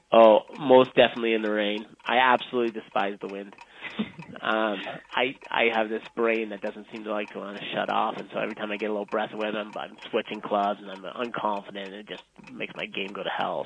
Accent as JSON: {"language": "English", "town": "Vauxhall", "region": "Alberta", "country": "Canada", "tie": "born or raised there", "also_born_or_lived": "Brooks, Alberta", "said": "Vauxhall, Alberta is where I was born. I live not too far from there, a little, little city called Brooks, Alberta"}